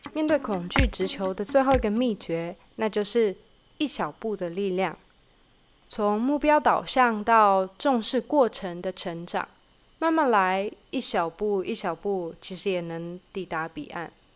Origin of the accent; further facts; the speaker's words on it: Taiwan; moved away as an adult; now in Israel; 我在二十出头的时候选择从四面环海的台湾飞到了四面环敌的以色列当志工